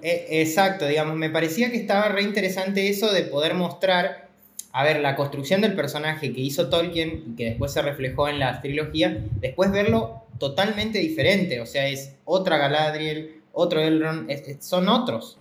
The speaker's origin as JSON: {"language": "Spanish", "region": "Córdoba", "country": "Argentina", "said": "yo soy del interior, de Córdoba"}